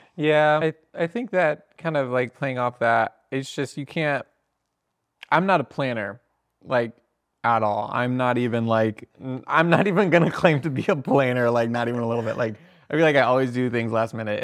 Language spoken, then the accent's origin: English; Sarasota, Florida, United States; moved away; also born or lived in Fort Lauderdale; I was born in Sarasota